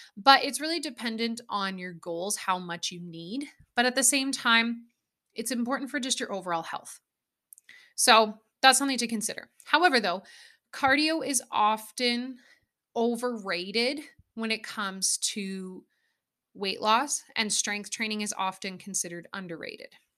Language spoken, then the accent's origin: English; Alberta, Canada; Growing up in Alberta where I grew up with cows and horses and farming and ranching